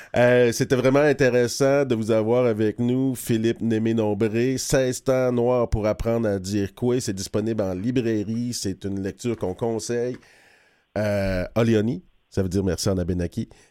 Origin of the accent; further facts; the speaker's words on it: Odanak, Quebec, Canada; quand j'étais jeune, j'habitais à Oudanac